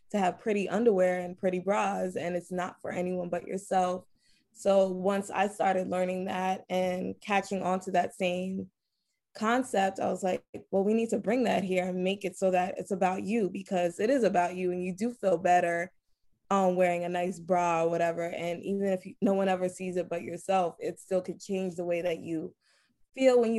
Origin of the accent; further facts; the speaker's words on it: New York City, New York, United States; I'm from Brooklyn, New York